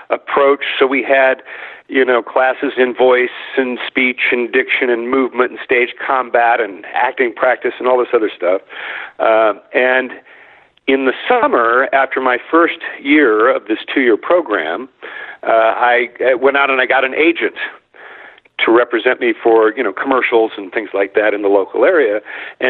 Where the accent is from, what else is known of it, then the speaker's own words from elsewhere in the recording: Midwest, United States; I grew up in the Midwest